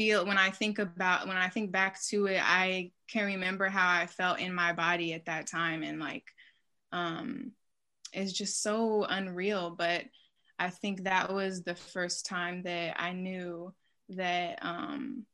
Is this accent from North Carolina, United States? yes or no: yes; Charlotte, North Carolina, United States; moved away; I'm originally from Charlotte, North Carolina, or occupied Catawba land.